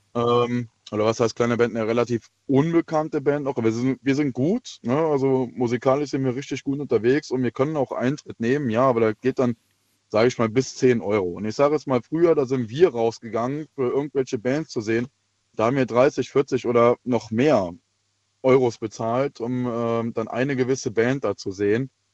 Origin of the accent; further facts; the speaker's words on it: Wittlich, Rhineland-Palatinate, Germany; ich komme aus der, ja, aus der Wittlicher Ecke, bei Trier